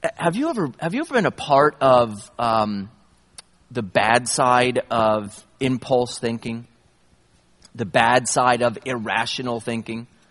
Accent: upstate New York, United States; I grew up in New York, upstate New York

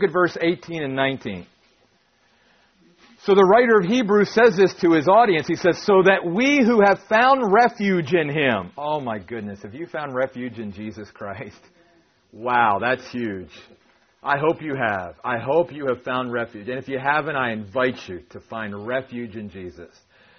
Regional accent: East Coast, United States; we grew up on the East Coast and we would go out there and we'd go to the Atlantic Ocean.

